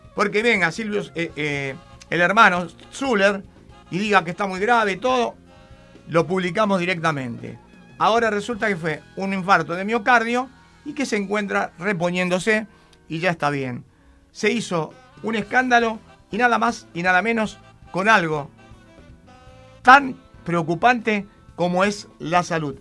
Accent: Argentina

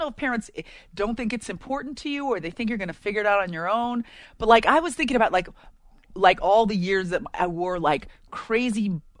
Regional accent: San Francisco Bay Area, California, United States; I grew up in the Bay Area, so San Francisco Bay Area.

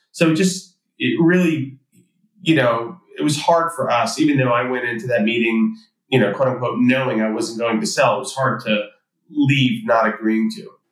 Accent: New York City, New York, United States; I grew up in Queens, New York, to uh, immigrant parents

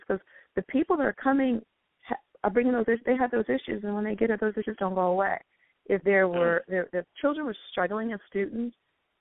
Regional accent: Selma, Alabama, United States; now in Maple Heights, United States; I am from Selma, Alabama.

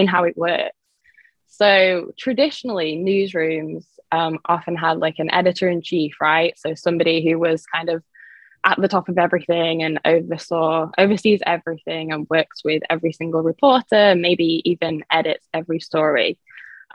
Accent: England, United Kingdom; moved away as an adult; now in South Florida, United States; I am originally from England, by the way, so that's why I have this accent, but I've been based in South Florida for about 11 years now

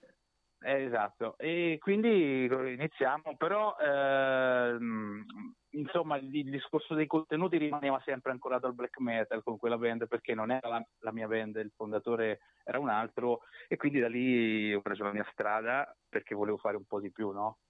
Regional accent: Macerata, Marche, Italy; now in northern Italy; anche se adesso mi sono trasferito al nord, eh, sono originario di Macerata, delle Marche

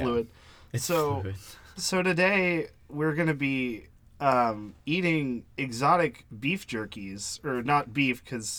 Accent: Florida, United States; That's what growing up in Florida is like.

